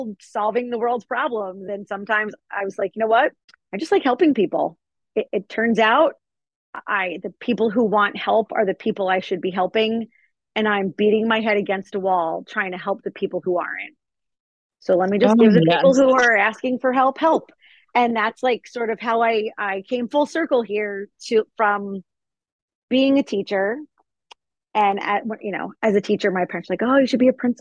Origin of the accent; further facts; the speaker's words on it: New Jersey, United States; also born or lived in Hawaii; I only lived in Hawaii for 2 weeks before I'm straight back to New Jersey.